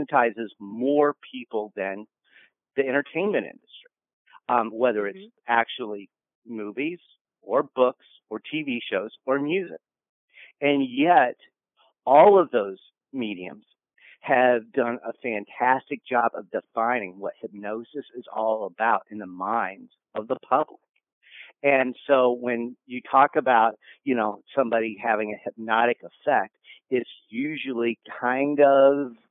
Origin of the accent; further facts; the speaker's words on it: Kansas, United States; moved away; I'm originally from Kansas. As a result, I was told that it was my patriotic duty as a Kansan to watch The Wizard of Oz growing up 987 times